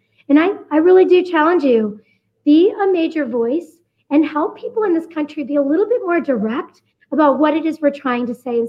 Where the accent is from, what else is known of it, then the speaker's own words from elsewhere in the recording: Flint, Michigan, United States; moved away as an adult; also born or lived in Detroit; now in Denver, United States; Growing up in Flint and coming from Detroit